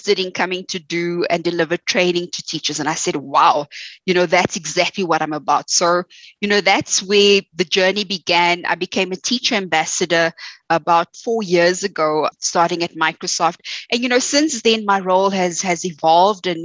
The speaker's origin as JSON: {"language": "English", "country": "South Africa", "said": "my story is very similar to most South Africans. You know, was raised by a single parent. You know, we grew up, you know, not having much"}